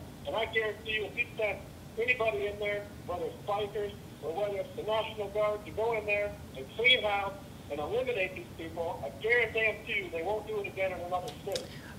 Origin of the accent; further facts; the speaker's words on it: Los Angeles, California, United States; now in Detroit, United States; I was born in Los Angeles